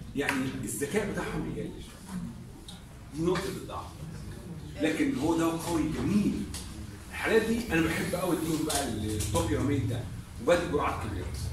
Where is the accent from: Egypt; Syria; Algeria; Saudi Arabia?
Egypt; عندنا في مصر